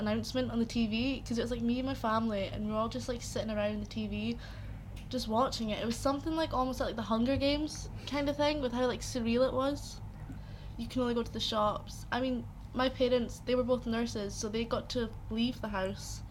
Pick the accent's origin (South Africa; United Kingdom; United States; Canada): United Kingdom; Aberdeenshire, Scotland; I am from Aberdeenshire